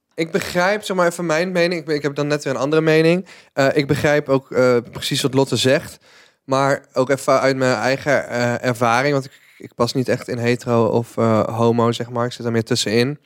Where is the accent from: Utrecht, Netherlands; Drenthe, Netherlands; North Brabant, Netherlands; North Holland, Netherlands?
North Brabant, Netherlands; als Brabander